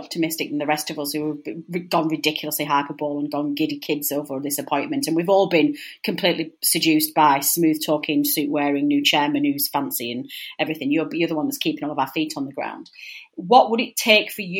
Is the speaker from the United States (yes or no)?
no; Burnley, North West England, United Kingdom; in the Northwest as well, particularly in Burnley, we're not that blunt.